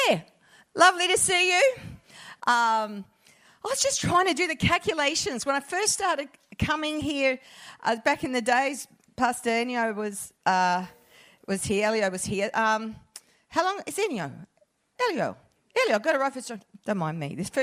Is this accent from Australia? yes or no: yes; Perth, Western Australia, Australia; moved away; I'm a Perth girl originally